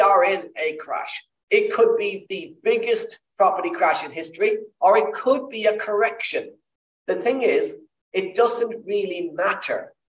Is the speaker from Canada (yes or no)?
no; Ireland; accent: Irish; I'm Irish, as you can tell by the accent